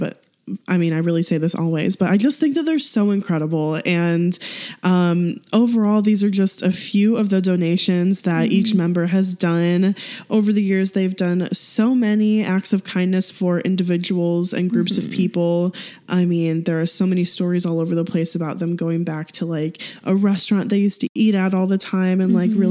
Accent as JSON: {"language": "English", "country": "United States", "said": "we're American"}